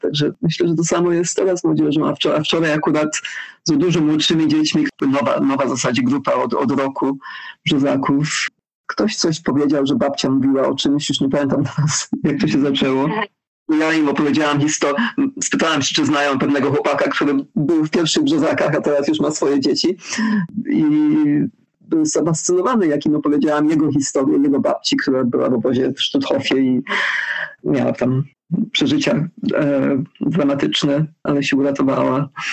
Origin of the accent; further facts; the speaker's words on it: London, United Kingdom; Polish is a second language; moved away as an adult; also born or lived in Wales / Zambia / Canada; now in Poland; urodziłam się w Londynie, potem mieszkałam w Walii, kończyłam studia w Walii